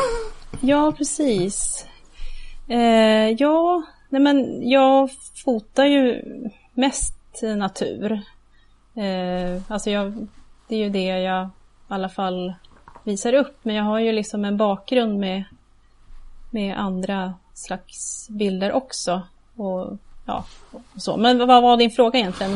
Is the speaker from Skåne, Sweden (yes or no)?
no; Gävle, Gävleborg County, Sweden; moved away as an adult; also born or lived in Uppsala; now in near Uppsala, Sweden; Jag kommer ju ursprungligen från Gävle. Okej. Okay. Eh, så jag har bott där ända tills jag blev ja, myndig